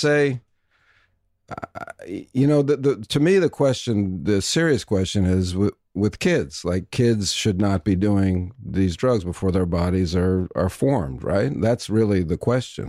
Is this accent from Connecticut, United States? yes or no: no; New York, United States; moved away; also born or lived in Vancouver; I'm from New York